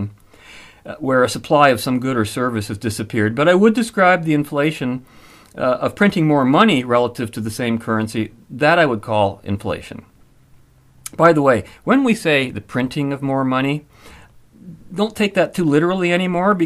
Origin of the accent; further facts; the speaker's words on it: London, Ontario, Canada; my hometown of London, Ontario